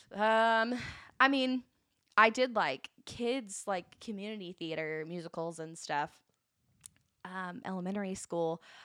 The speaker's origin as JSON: {"language": "English", "town": "Valdosta", "region": "Georgia", "country": "United States", "moved": "yes", "said": "I am originally from Valdosta, Georgia"}